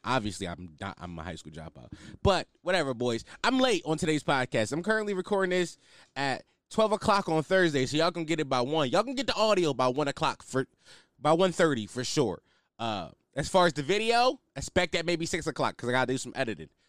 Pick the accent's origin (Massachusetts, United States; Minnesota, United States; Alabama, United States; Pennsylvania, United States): Pennsylvania, United States; Philadelphia; I'm from Philly